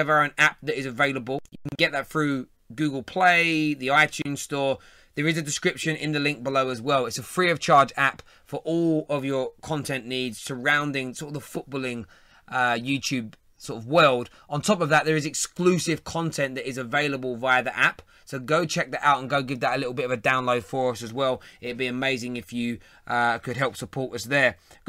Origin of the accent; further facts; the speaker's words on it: London, United Kingdom; Bruv, I'm from East London.